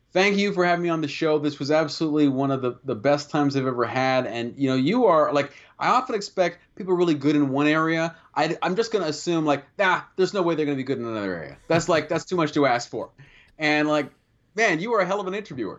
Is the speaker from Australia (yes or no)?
no; Canada; speaking as a Canadian